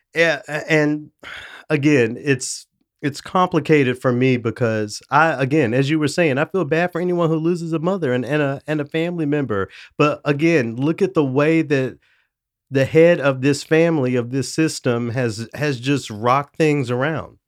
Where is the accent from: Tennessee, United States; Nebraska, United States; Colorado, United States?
Tennessee, United States; Memphis; now in Saint Paul, United States; my hometown of Memphis